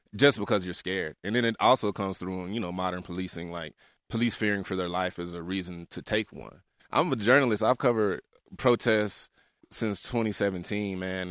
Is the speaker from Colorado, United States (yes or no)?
no; Memphis, Tennessee, United States; also born or lived in Salt Lake City; I'm from South Memphis. I was raised in the trenches